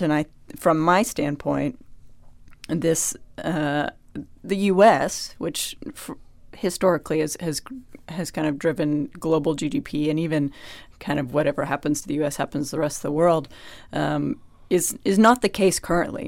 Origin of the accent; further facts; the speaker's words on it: United States; I am an American.